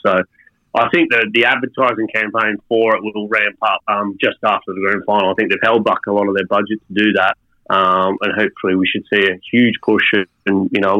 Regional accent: Australia; speaking as an Australian

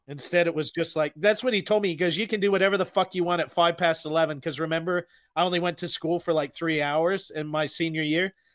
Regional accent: United States; now in Auckland, New Zealand; I am an American

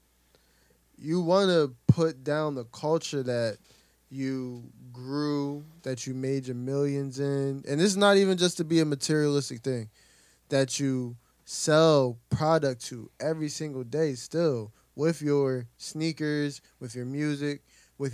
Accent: Camden, New Jersey, United States; Growing up in Camden, every Sunday you got people in church.

